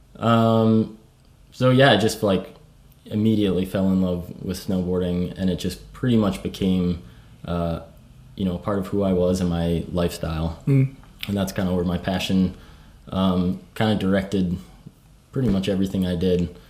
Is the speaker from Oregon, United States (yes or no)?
no; Maine, United States; I grew up in Maine in the United States.